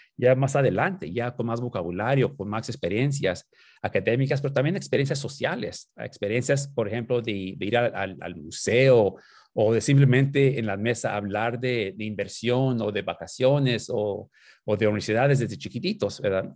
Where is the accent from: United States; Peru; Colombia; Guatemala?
United States; Los Angeles, California; also born or lived in Nicolás Bravo, Chihuahua, Mexico / Tijuana, Mexico; me creí ahí en Los Ángeles, en, los proyectos, los proyectos ah, públicos ahí, de Aliso Village, que es en el este de Los Ángeles, allá en Boyle Heights